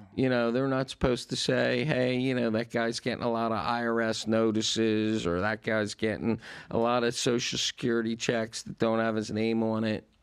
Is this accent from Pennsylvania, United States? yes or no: yes; Philadelphia, Pennsylvania, United States; now in Florida, United States; we're both from Philadelphia originally.